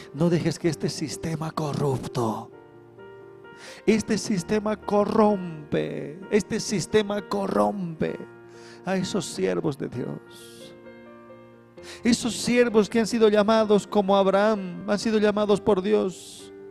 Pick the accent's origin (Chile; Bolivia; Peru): Bolivia; somos bolivianos, ¿no? los bolivianitos somos